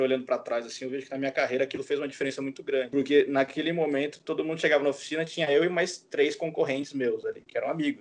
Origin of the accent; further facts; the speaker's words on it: Bauru, São Paulo, Brazil; moved away as an adult; also born or lived in Cuiabá, Mato Grosso / Bahia; eu sou de Bauru, né? Sou, não sou nascido, mas fui criado em Bauru. Eu, na verdade, nasci no, em Cuiabá, no Mato Grosso, porque meu pai trabalhava lá, mas eu, puta, desde os seis meses de idade, morei em Bauru